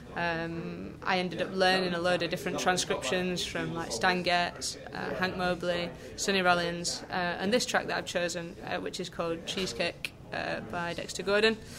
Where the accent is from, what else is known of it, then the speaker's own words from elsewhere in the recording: Lancashire, North West England, United Kingdom; now in Yorkshire, United Kingdom; I am super northern. Uh, I'm from Lancashire. I live in Yorkshire.